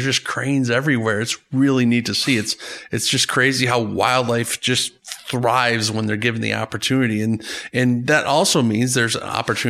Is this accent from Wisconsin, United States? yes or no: yes; Green Lake, Wisconsin, United States; I grew up in Green Lake, Wisconsin. I grew up in the Horicon Zone, Horicon Marsh